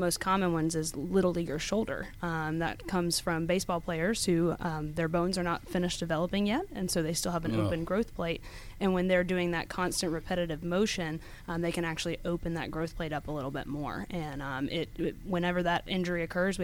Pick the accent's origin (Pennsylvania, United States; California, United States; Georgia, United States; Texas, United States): Georgia, United States; Snellville; also born or lived in Tennessee; I was actually born and raised in Snellville